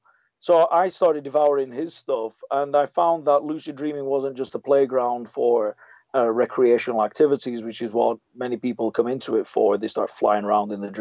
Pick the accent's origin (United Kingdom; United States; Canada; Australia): United Kingdom; England; I was born in England to Italian parents, and so I sound a little bit muddled